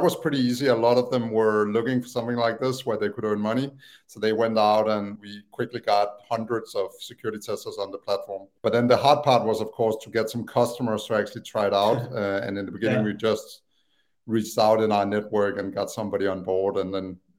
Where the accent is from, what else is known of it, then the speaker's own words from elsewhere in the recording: Copenhagen, Capital Region of Denmark, Denmark; English is a second language; moved away as an adult; also born or lived in Aalborg / Tanzania; now in United States; I always lived in Copenhagen area